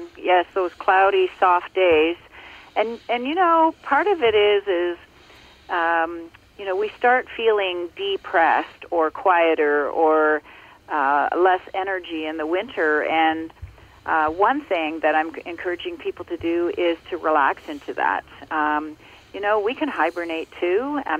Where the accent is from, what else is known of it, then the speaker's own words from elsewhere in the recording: Ontario, Canada; I grew up in Ontario, and I now live in Muskoka in Ontario as well.